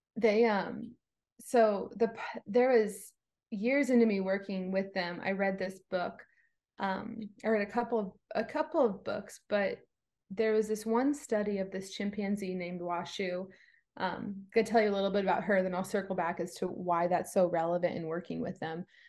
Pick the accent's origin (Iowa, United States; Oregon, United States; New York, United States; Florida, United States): Florida, United States; East Coast of; I was born on the East Coast of Florida